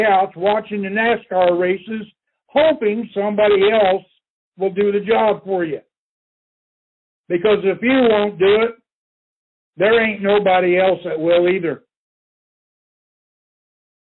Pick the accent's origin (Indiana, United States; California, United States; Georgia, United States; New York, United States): Indiana, United States; Indianapolis; in my home state in Indianapolis